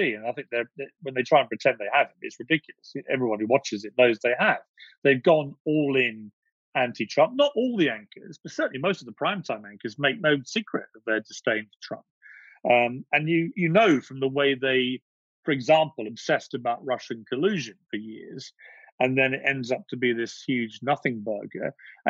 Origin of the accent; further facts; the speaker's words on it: United Kingdom; Yeah, I've always been careful as a Brit not to say how I would vote in the US election